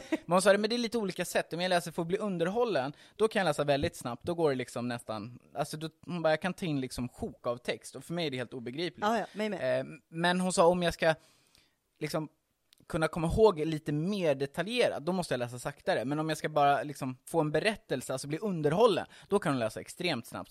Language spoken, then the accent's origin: Swedish; Hultsfred, Kalmar County, Sweden; moved away as an adult; now in Stockholm, Sweden; Jag är uppvuxen i Hultsfred, så jag kommer inte från Stockholm från början